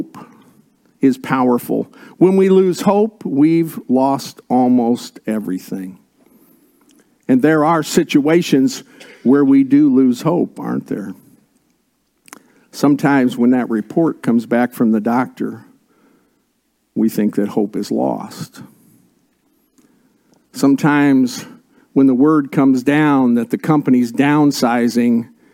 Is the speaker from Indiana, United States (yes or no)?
yes; Indiana, United States; I was born and raised in Indiana